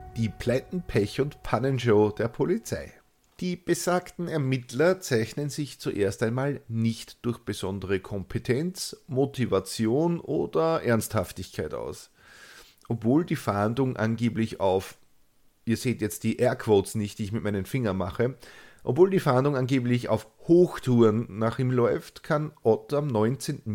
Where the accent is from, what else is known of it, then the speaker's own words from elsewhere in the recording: Austria; accent: Austrian dialect; die dürften als einzige außerhalb Österreichs die gelegentlichen Ausbrüche in meinem eingeborenen Dialekt verstehen